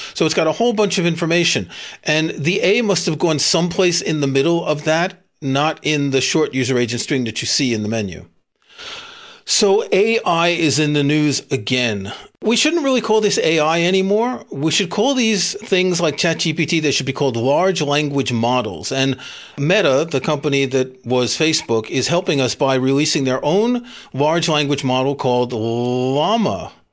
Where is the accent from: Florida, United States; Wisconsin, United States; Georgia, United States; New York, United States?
New York, United States; I grew up in New York.